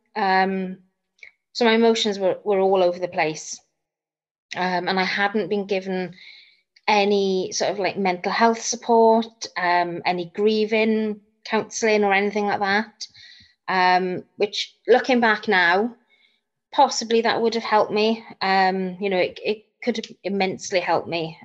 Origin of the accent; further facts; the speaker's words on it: Bridgend, Wales, United Kingdom; I'm from South Wales in Bridgend.